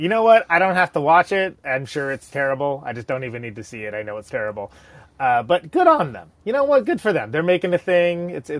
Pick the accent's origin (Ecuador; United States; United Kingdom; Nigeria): United States; I am a musician. I am a podcaster, and I am American.